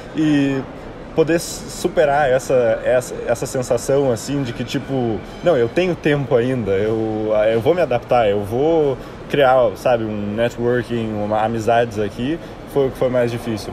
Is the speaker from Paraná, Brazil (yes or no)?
yes; Curitiba, Paraná, Brazil; moved away as an adult; now in Atlanta, United States; sou de Curitiba, né, nasci aqui em Curitiba e morei minha vida inteira aqui até né, sair para a faculdade.